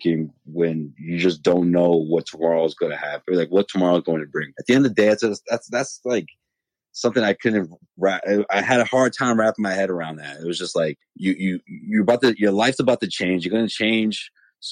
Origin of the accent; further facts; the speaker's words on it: Boston, Massachusetts, United States; He grew up where we grew up, you know, Hyde Park, Mattapan area.